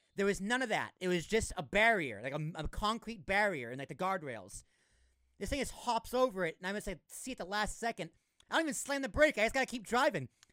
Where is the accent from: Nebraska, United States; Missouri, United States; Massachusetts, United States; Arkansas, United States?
Massachusetts, United States; Massachusetts, where I was, where I'm from